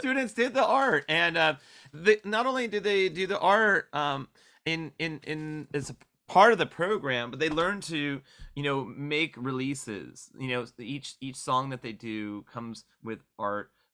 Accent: Orange County, California, United States; now in Bay Area, United States; I didn't have a nine two four Gilman where I grew up in Orange County

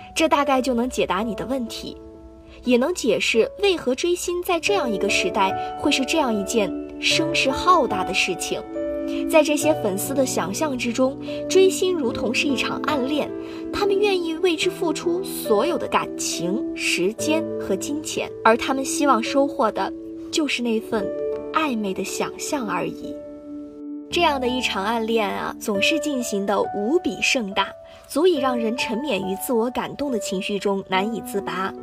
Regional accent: Guangzhou, Guangdong, China; moved away as an adult; now in Nanjing, China; 来自广东广州。我在南京大学，距离我的家乡一千三百六十七公里

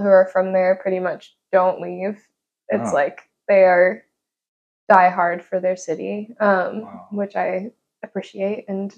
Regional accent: Pittsburgh, Pennsylvania, United States; moved away; I'm from Pittsburgh, Pennsylvania

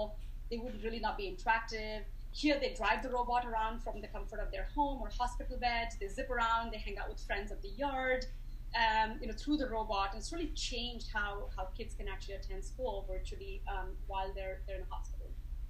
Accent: India; now in United States; But I moved to America 20 years ago, and I came from India, like I said

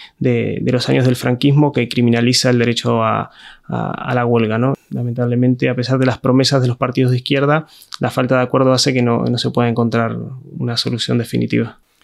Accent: Argentina; moved away as an adult; now in Spain; me fui desde Argentina hasta España hace 14 años. Viví durante casi desde que tengo un poco de conciencia política en Argentina la gran crisis neoliberal que fueron los años 90 en Argentina.

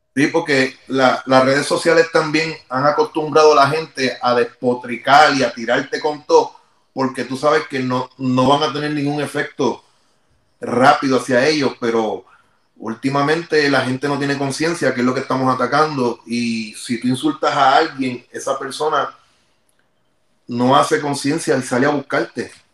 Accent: Carolina, Puerto Rico; nosotros somos de Vía Fontana, Carolina

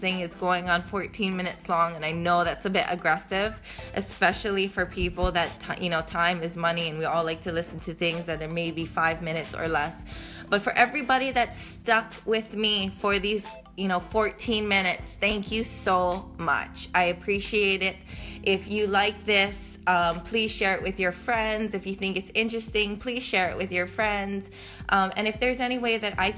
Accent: Hawaii, United States; moved away as an adult; now in New York City, United States; I literally went from living my entire life in Hawaii to moving to New York City

